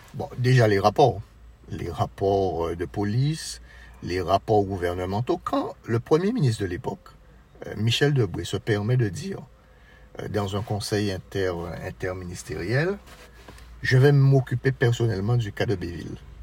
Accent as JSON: {"language": "French", "area": "Marie-Galante", "country": "Guadeloupe", "tie": "born or raised there", "said": "je suis originaire de Marie-Galante"}